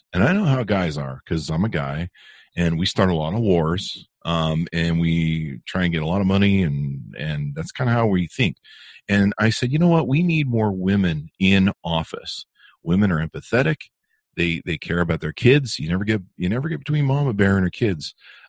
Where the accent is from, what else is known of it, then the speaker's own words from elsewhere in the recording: Las Vegas, Nevada, United States; also born or lived in Utah; You know, I come from Las Vegas